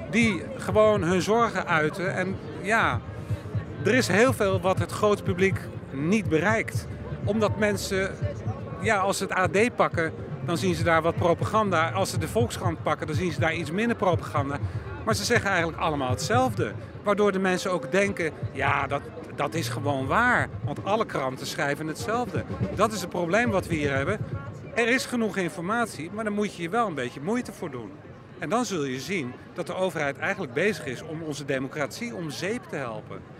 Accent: Antwerp province, Flanders, Belgium; ik ben van België, van de provincie Antwerpen, eh, in het Brabant.

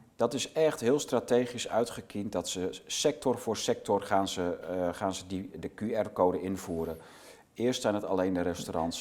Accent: Netherlands; we als Nederlanders

